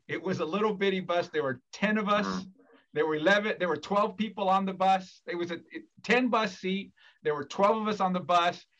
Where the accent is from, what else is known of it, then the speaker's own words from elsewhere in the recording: Fresno, California, United States; I'm from Fresno, California, born and raised